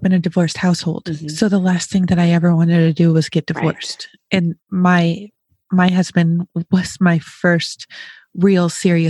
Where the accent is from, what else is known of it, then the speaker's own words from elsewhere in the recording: Western New York, United States; I grew up in Western New York